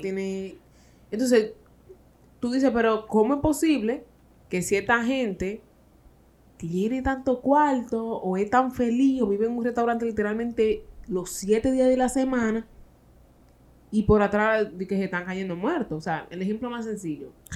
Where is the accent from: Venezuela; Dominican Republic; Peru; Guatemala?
Dominican Republic; somos los dominicanos